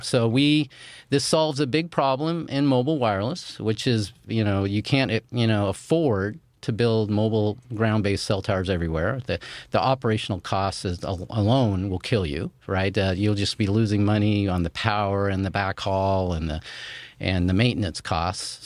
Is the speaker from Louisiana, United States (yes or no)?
no; Chico, California, United States; My hometown where I grew up in Chico, California